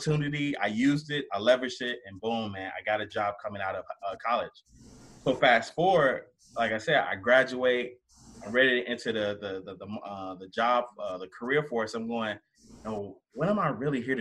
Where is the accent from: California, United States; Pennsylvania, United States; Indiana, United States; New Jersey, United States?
Indiana, United States; Gary; I'm a kid from Gary